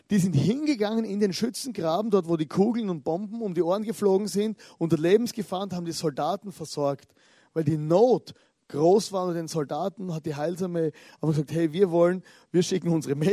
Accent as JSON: {"language": "German", "region": "Styria", "country": "Austria", "tie": "born there", "said": "ich bin geboren in der Südsteiermark in Österreich, also die Südsteier, dort wo ich geboren bin. Oder das ist ein kleines Dorf, 500 Einwohner."}